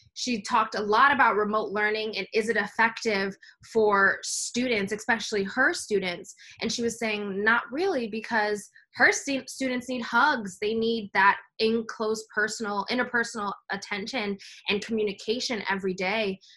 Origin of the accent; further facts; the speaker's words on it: New York City, New York, United States; I'm from New York City